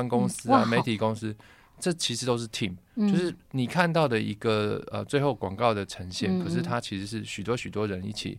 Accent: Taipei, Taiwan; 像我是眷村长大的小孩啊

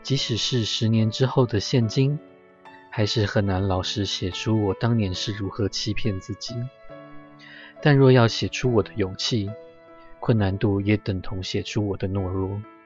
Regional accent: Yonghe, New Taipei, Taiwan; 我先学习着认识永和，我住在永和，我先学习认识永和这个地方。那永和的话是，因为我就是 永和出生，就是完全的永和人

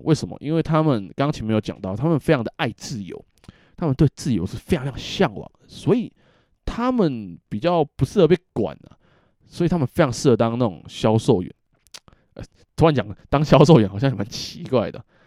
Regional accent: Taiwan; now in Japan; 我们台湾人

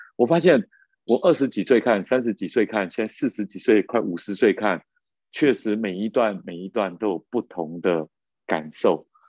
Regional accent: Taiwan; 尤其我们在眷村长大，就有那种竞争压力的样子

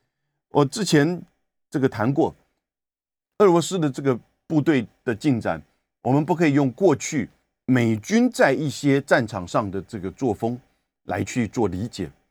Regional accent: Taiwan; 当然，我们台湾人在这两天其实最关切的是大停电。

